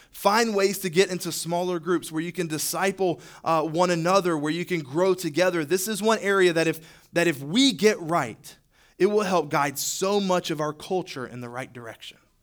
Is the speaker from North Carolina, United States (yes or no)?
yes; Charlotte, North Carolina, United States; moved away as an adult; now in Greenwood, United States; I'm originally from the Charlotte area